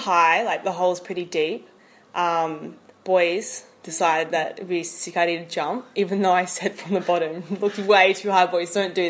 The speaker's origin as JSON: {"language": "English", "town": "Gold Coast", "region": "Queensland", "country": "Australia", "moved": "as an adult", "said": "Well, I'm from Australia, like you, from the Gold Coast, other side of Australia."}